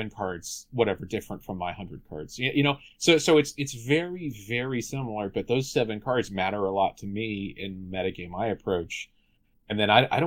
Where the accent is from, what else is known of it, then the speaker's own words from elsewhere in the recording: North Carolina, United States; I'm from North Carolina